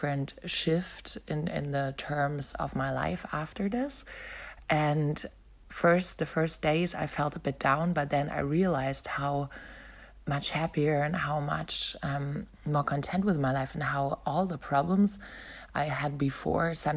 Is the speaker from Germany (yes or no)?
yes; Berlin, Germany; moved away as an adult; also born or lived in Melbourne, Australia; I decided to return back to my hometown, Berlin.